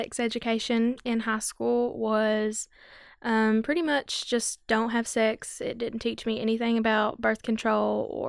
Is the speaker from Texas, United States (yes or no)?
no; Letcher County, Kentucky, United States; I'm from Letcher County.